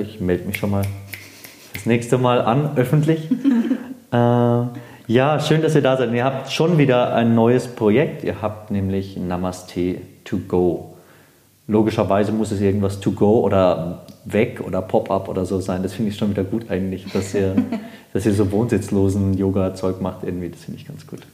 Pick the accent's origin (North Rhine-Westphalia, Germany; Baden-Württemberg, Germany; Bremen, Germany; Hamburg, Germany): Baden-Württemberg, Germany; also born or lived in Munich (Harlaching); now in Munich, Germany; Ich bin aus Baden-Württemberg